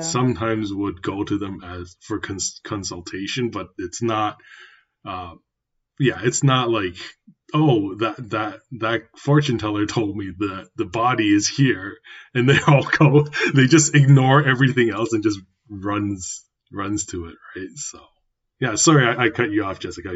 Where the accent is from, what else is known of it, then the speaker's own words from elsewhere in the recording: Canada; me being a canadian born taiwanese myself